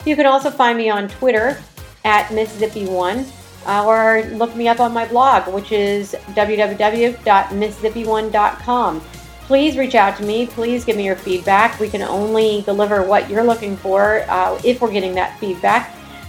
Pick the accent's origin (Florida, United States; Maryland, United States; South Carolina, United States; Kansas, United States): Maryland, United States; Ellicott City; my hometown here in Ellicott City